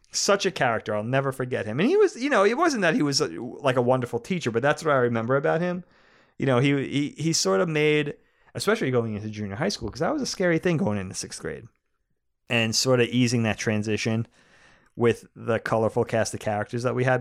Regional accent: Long Island, New York, United States; we grew up on Long Island

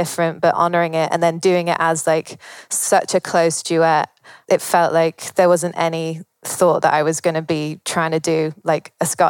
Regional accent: England, United Kingdom; But as an English person, I think it was so wonderful to see how well they were being received in America

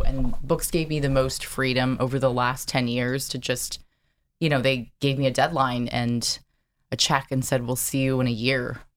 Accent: Carlsbad, California, United States; also born or lived in San Diego, California; I grew up in Carlsbad, which is right next to Del Mar

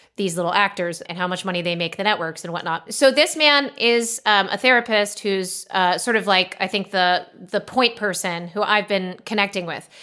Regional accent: Los Angeles, California, United States; moved away as an adult; now in Austin, United States; growing up in Los Angeles

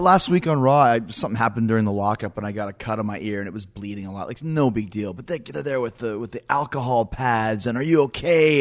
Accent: Canada; I grew up in Canada where there wasn't a lot of, of, of WCW

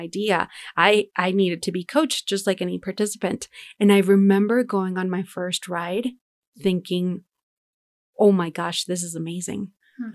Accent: Denver, Colorado, United States; we grew up in Denver

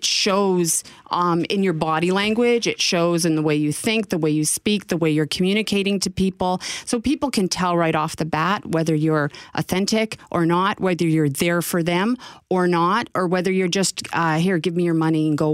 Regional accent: Northwestern Ontario, Canada; when I was a child growing up in Northwestern Ontario

